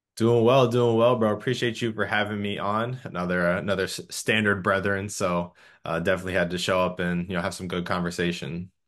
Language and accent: English; Clearwater, Florida, United States; now in Orlando, United States; originally from Clearwater, Florida, live in Orlando